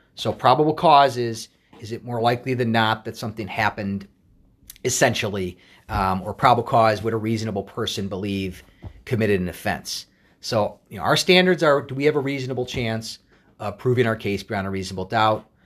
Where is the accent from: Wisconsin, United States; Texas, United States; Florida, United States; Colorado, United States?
Wisconsin, United States; Wauwatosa; moved away as an adult; also born or lived in Madison, Wisconsin; now in Minnesota, United States; I was born and raised in Wauwatosa, Wisconsin, which is a suburb of Milwaukee.